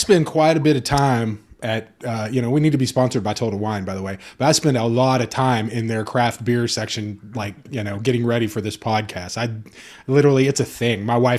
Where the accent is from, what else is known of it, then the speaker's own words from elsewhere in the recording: Texas, United States; I was born in Texas